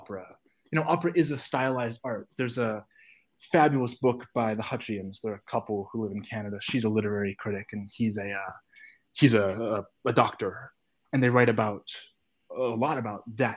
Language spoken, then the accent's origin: English; Detroit, Michigan, United States; I was very lucky growing up in Detroit to have sort of phenomenal access to opera